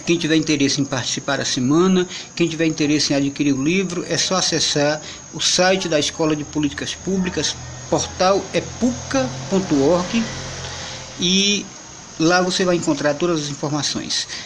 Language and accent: Portuguese; Nova Olinda, Ceará, Brazil; now in Caucaia, Brazil; moro em Calcaia, mas sou natural de Nova Olinda, Ceará.